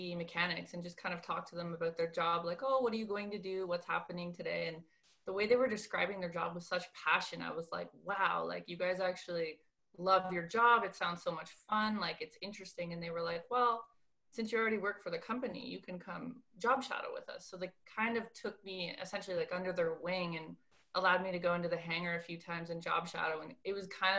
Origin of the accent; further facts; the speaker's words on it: Moncton, New Brunswick, Canada; I grew up in New Brunswick in a really small town